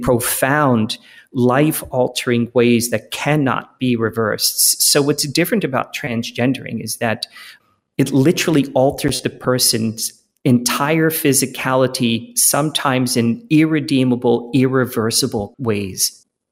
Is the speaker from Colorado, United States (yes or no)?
no; Philadelphia, Pennsylvania, United States; I grew up in Philadelphia in the nineteen seventies and eighties